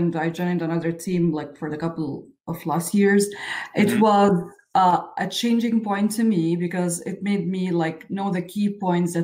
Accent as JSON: {"language": "English", "country": "Egypt", "tie": "born or raised there", "said": "I was born and raised in Egypt, in Middle East"}